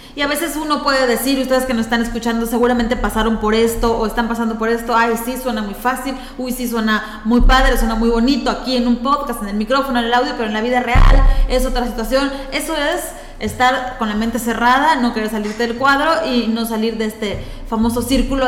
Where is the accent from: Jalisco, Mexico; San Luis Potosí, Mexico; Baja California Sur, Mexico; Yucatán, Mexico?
Yucatán, Mexico; nosotros, como yucatecos, como mexicanos